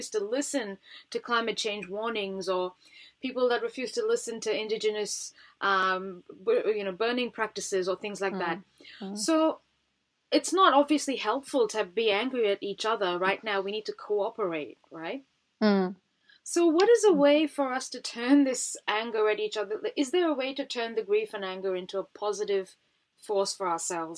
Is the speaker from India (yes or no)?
yes; India; Yeah, we're both Indian, aren't we?